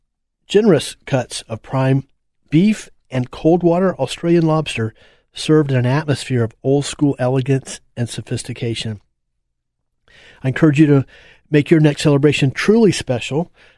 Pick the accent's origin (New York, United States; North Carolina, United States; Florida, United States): Florida, United States; Apopka; as a youngster growing up in Apopka in those days